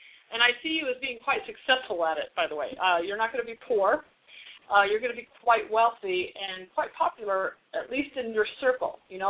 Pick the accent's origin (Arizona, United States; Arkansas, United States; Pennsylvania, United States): Arizona, United States; now in New York, United States; I'm from Arizona originally